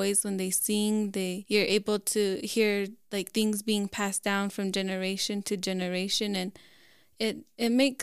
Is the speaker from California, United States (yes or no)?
no; Lower Moenkopi, Arizona, United States; I'm from Lower Munkapi